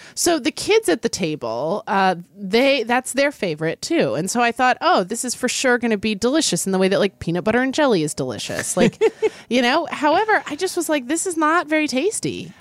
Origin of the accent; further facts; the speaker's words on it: Oklahoma City, Oklahoma, United States; I grew up in Oklahoma City